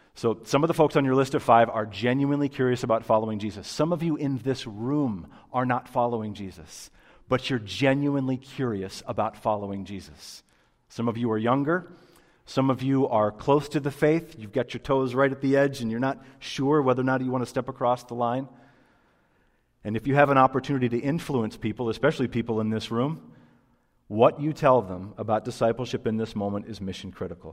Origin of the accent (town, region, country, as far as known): United States